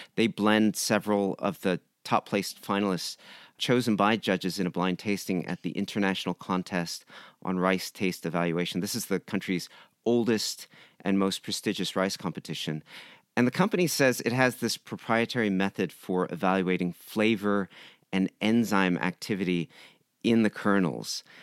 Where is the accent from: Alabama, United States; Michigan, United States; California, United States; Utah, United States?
California, United States; San Diego; moved away as an adult; now in Japan; I grew up in San Diego